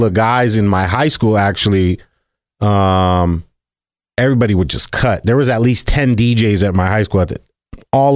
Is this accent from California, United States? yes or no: yes; Los Angeles, California, United States; I was born and raised here